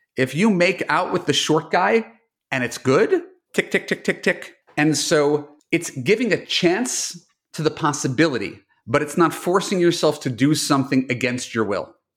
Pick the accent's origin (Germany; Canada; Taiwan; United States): United States; New York; now in Los Angeles, United States; a New Yorker who moved to L